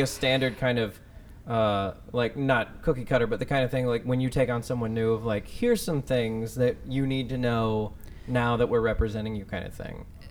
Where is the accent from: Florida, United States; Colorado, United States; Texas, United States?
Texas, United States; moved away; I'm from Texas